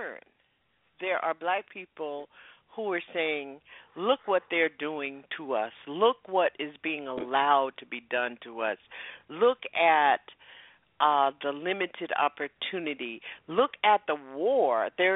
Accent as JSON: {"language": "English", "region": "Deep South", "country": "United States", "tie": "born or raised there", "said": "when I was growing up in the Deep South doing Jim Crow"}